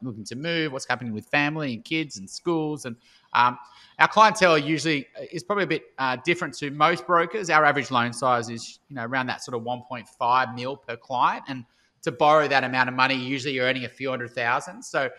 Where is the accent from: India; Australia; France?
Australia; Melbourne, Victoria; born there; now in Sydney, Australia; Live in Sydney, but I was born in Melbourne and travelled around a lot.